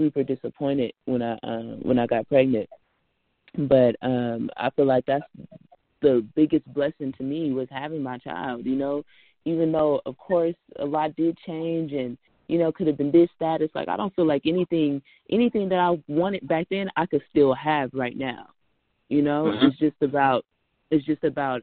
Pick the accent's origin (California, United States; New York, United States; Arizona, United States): California, United States; Richmond; I'm from Richmond. Richmond, Rich City, California